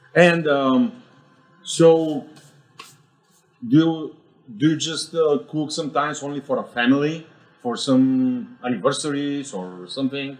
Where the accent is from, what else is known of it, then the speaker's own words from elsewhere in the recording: Bulgaria; moved away; in my home country, we do in Bulgaria